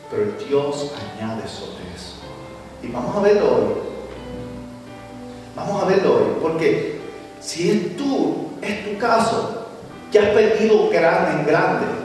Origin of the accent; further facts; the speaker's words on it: Puerto Rico; mi país, Puerto Rico